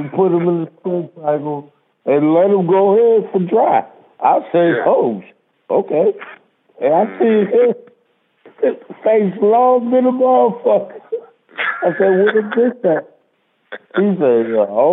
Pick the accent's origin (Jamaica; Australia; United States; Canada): Jamaica; Mandeville, Manchester Parish; I'm from Jamaica